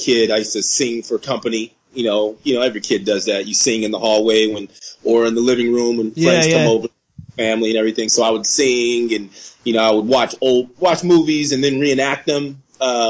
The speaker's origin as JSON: {"language": "English", "town": "San Jose", "region": "California", "country": "United States", "tie": "born or raised there", "moved": "as an adult", "lives_now": "Southern California, United States", "said": "I am from San Jose, California"}